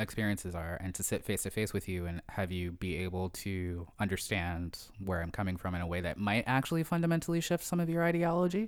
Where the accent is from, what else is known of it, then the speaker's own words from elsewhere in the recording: Sharon Hill, Pennsylvania, United States; moved away as an adult; also born or lived in Philadelphia; now in Toronto, Canada; I grew up in a small town right outside of Philadelphia. I grew up in Sharon Hill, Pennsylvania.